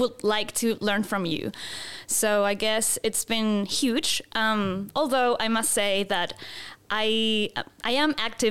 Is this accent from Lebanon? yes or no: no; Santiago, Santiago Metropolitan Region, Chile; moved away as an adult; also born or lived in Gold Coast, Australia / Christchurch, New Zealand / Melbourne, Australia; now in New Zealand; I'm originally from Santiago, Chile. I lived there until I was 23 years old.